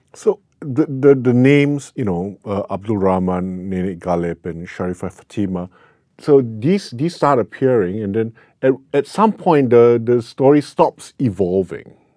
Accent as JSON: {"language": "English", "country": "Singapore", "tie": "born or raised there", "said": "I grew up in Singapore"}